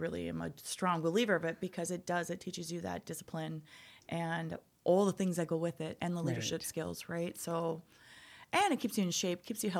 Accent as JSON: {"language": "English", "town": "Enderlin", "region": "North Dakota", "country": "United States", "tie": "born or raised there", "also_born_or_lived": "Crookston, Minnesota", "said": "I grew up in North Dakota, Enderlin, North Dakota."}